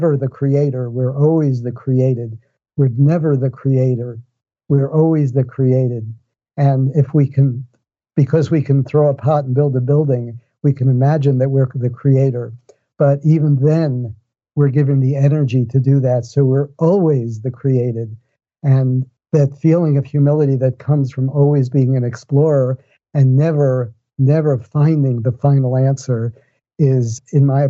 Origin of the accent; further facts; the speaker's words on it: New York City, New York, United States; I grew up in New York City, and I grew up in the Bronx